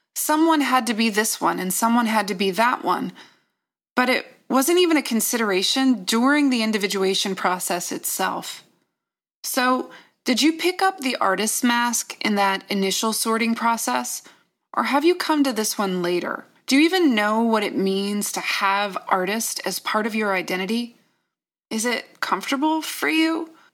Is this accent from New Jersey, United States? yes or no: no; Virginia, United States; I'm from Virginia